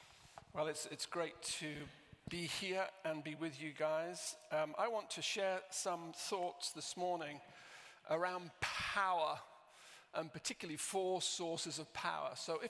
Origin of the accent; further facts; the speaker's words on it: Southport, North West England, United Kingdom; also born or lived in Romford; My accent is, I was brought up in Lancashire, in Southport in Lancashire.